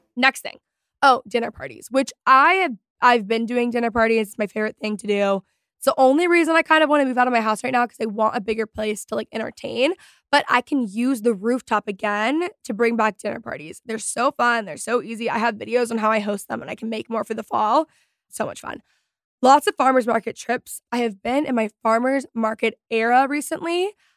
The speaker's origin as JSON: {"language": "English", "region": "Texas", "country": "United States", "said": "I am from Texas"}